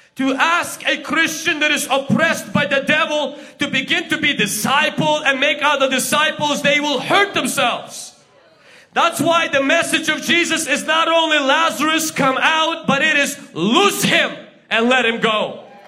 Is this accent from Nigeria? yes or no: no; Ukraine; English is a second language; now in Washington, United States; I'm from Ukraine